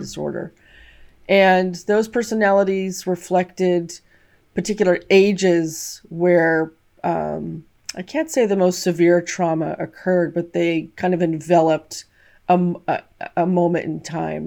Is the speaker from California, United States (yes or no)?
yes; California, United States; I grew up in the States, in California